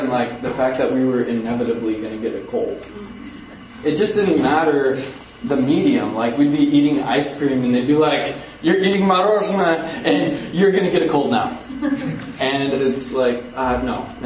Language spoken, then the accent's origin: English; Ukraine; I guess a little context is that I grew up in Ukraine in a missionary household.